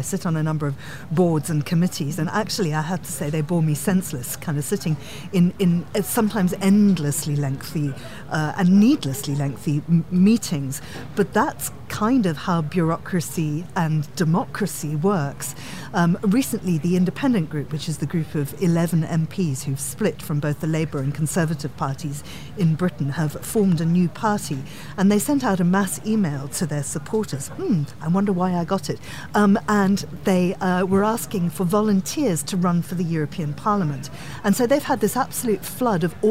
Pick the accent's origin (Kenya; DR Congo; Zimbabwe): Zimbabwe; now in United Kingdom; I'm from Zimbabwe